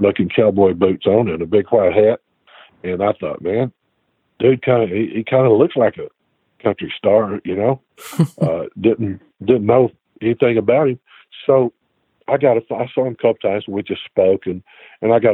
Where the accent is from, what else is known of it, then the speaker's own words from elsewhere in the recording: Alabama, United States; moved away as an adult; now in Nashville, United States; I'm from Alabama